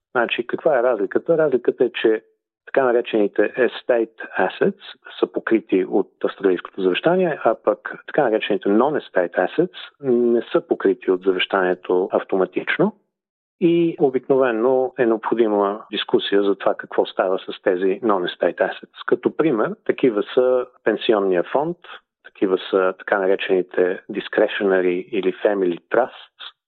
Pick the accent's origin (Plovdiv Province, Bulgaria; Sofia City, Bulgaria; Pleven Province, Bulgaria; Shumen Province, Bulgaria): Sofia City, Bulgaria; Sofia; moved away as an adult; now in Perth, Australia; Роден съм и съм израснал в София.